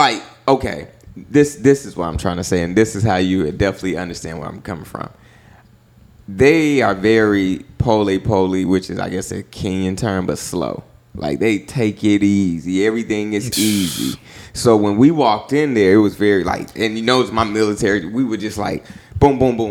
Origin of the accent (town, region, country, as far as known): United States